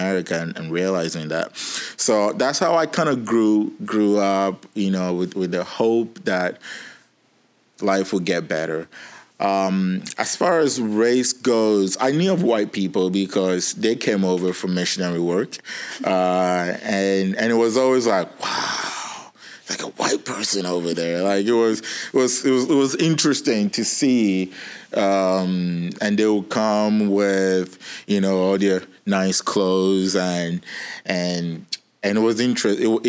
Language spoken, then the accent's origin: English; Eastern Region, Ghana; moved away as an adult; also born or lived in Los Angeles; now in San Diego, United States; I was raised in Eastern region in Ghana, Africa, in a very small village on top of a mountain